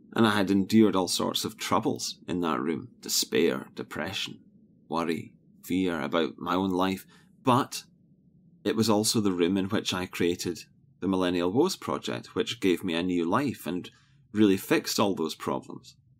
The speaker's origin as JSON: {"language": "English", "region": "Scotland", "country": "United Kingdom", "tie": "born or raised there"}